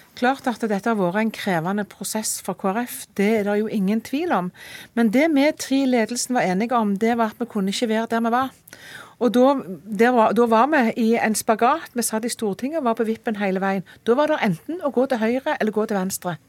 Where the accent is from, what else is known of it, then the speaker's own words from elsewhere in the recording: Rogaland, Norway; jeg kommer fra Rogaland, matfylket.